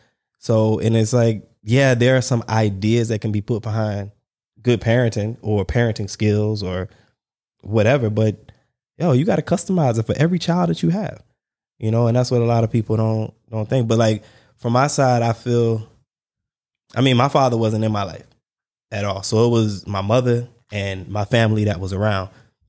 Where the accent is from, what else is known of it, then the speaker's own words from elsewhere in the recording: North Charleston, South Carolina, United States; born there; I mean, I was born in Charleston, but that was where the Navy base was, the battery or, you know, whatever. But yeah, the Navy base in North Charleston.